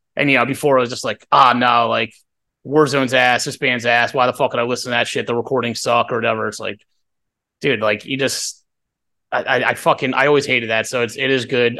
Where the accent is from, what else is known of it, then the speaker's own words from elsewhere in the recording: Doylestown, Pennsylvania, United States; we're from Doylestown